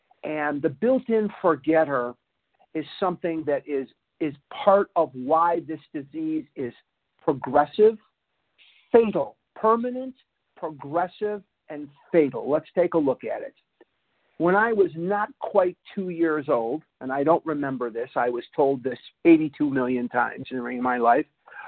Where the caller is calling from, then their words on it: Toronto, Ontario, Canada; I'm calling from Toronto, Canada, eh?